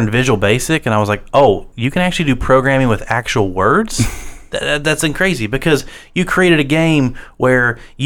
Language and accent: English; Wayne County, West Virginia, United States; I went out in Wayne County, so there was a vocational school